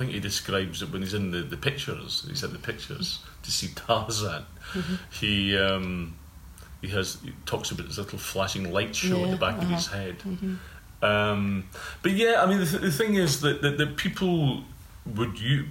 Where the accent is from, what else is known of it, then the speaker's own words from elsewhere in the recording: Bridge of Weir, Scotland, United Kingdom; I was growing up in Bridge of Weir